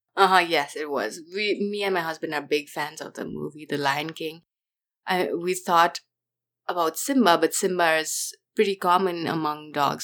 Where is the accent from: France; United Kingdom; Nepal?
Nepal; now in California, United States; I grew up in Nepal